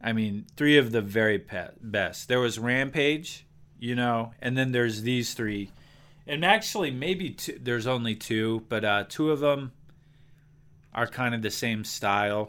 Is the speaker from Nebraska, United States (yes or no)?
yes; Gering, Nebraska, United States; also born or lived in Laramie, Wyoming; we moved away from Laramie, we moved to a small town called Gearing, Nebraska